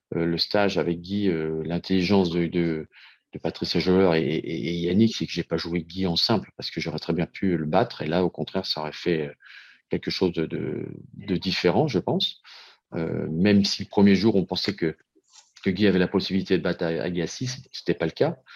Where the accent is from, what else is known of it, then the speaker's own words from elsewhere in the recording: France; chez nous en France